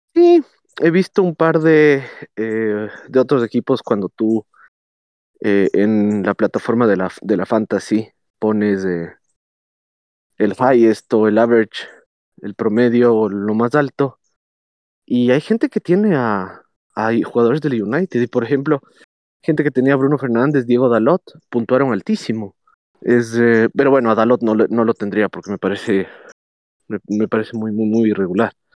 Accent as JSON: {"language": "Spanish", "country": "Ecuador", "said": "a nosotros como ecuatorianos"}